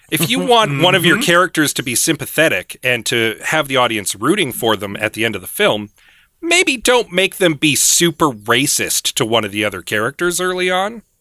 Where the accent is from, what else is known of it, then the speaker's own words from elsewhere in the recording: Canada; i'm canadian